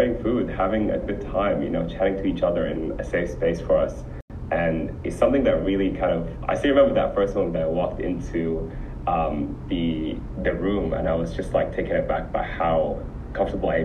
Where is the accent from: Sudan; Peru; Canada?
Sudan; also born or lived in Abu Dhabi, United Arab Emirates; now in Melbourne, Australia; I'm originally from Sudan